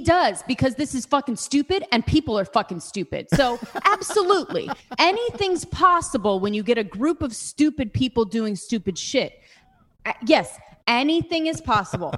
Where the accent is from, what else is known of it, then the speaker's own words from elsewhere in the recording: United States; I'm from Ojai